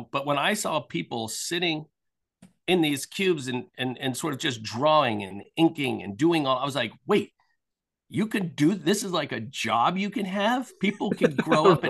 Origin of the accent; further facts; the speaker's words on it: outside of Philadelphia, Pennsylvania, United States; I grew up outside of Philadelphia.